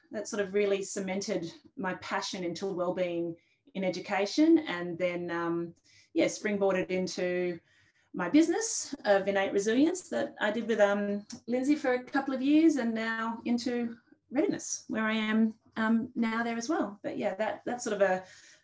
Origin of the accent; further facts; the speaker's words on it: Canberra, Australian Capital Territory, Australia; growing up in Canberra